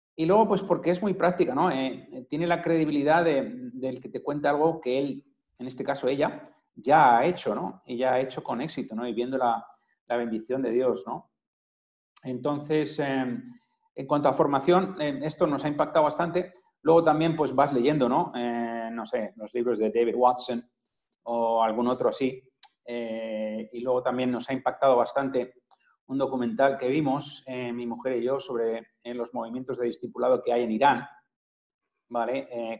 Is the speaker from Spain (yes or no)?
yes; Madrid, Community of Madrid, Spain; moved away; he vivido muchos años fuera, pero soy de aquí, de Madrid